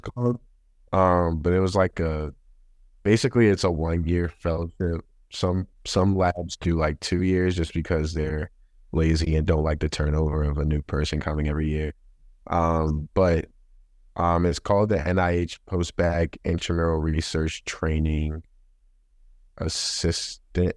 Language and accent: English; Baltimore, Maryland, United States; moved away as an adult; now in Boston, United States; I'm from Baltimore, Maryland. Uh, that's where I grew up, like, born and raised.